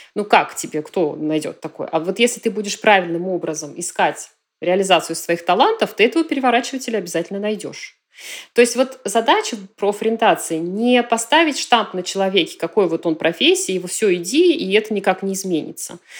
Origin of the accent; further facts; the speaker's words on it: Nizhny Novgorod, Nizhny Novgorod Oblast, Russia; moved away as an adult; now in Aix-en-Provence, France; Я родилась э, в Нижнем Новгороде